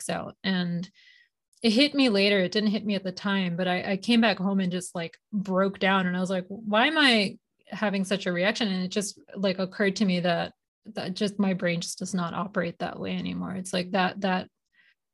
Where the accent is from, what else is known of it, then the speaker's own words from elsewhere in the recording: India; moved away; also born or lived in Boston, United States; I was born in Boston, but my family, we moved to India when I was 8. And so I grew up in India